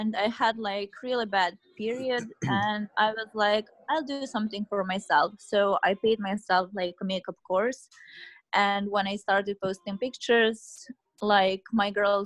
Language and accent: English; Serbia; I'm from Serbia